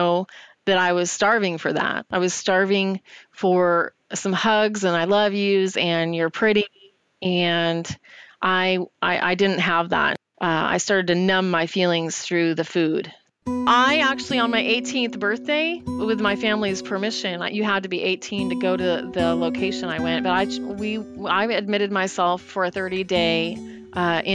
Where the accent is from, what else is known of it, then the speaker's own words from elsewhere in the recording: Yucaipa, California, United States; I'm originally from Yucaipa, California, which is a relatively small town